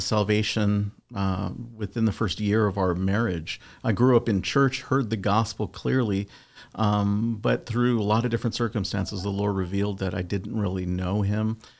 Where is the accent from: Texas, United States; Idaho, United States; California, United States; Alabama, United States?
California, United States; Southern; I'm originally from Southern California